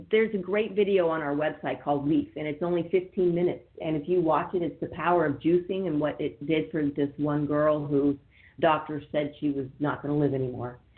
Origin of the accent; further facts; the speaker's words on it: California, United States; I grew up in Northern California, but I did live in LA for a little while.